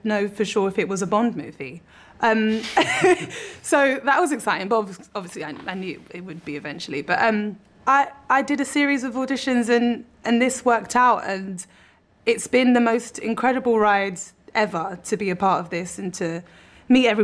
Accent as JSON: {"language": "English", "region": "London", "country": "United Kingdom", "tie": "born or raised there"}